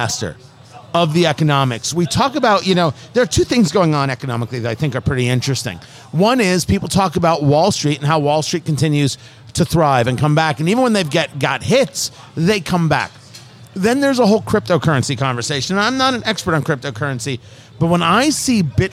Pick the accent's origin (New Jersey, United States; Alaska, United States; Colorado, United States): New Jersey, United States; I grew up in New Jersey